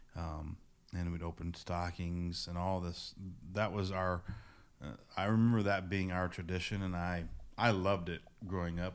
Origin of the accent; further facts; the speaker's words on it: near Indianapolis, United States; moved away; I grew up in, uh, near Indianapolis, Indiana